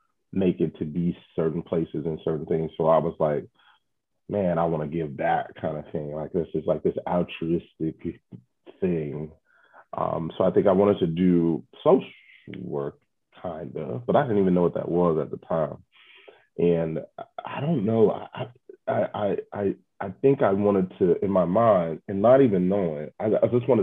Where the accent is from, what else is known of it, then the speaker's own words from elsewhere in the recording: Chicago, Illinois, United States; I've lived in Chicago my whole life